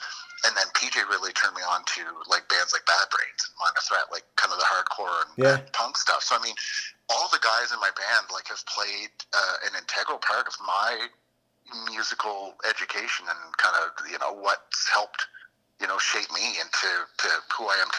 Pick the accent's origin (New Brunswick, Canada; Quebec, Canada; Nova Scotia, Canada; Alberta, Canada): New Brunswick, Canada; Moncton; From Moncton.